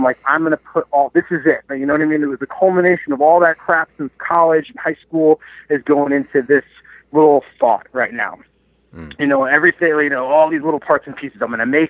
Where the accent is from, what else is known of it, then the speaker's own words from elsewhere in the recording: New Jersey, United States; moved away as an adult; now in Rochester, United States; I grew up in New Jersey